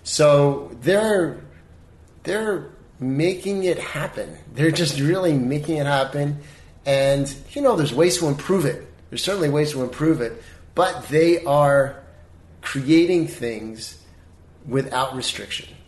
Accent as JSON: {"language": "English", "town": "Baltimore", "region": "Maryland", "country": "United States", "lives_now": "Los Angeles, United States", "said": "I mean, when I moved here from Baltimore, I come from the land of you know, wallpaper and yeah."}